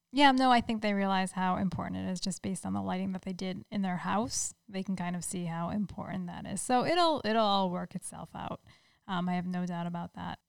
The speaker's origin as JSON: {"language": "English", "region": "Rhode Island", "country": "United States", "tie": "born or raised there", "moved": "yes", "lives_now": "Massachusetts, United States", "said": "Neil and I grew up in Rhode Island, even though we're in Massachusetts now"}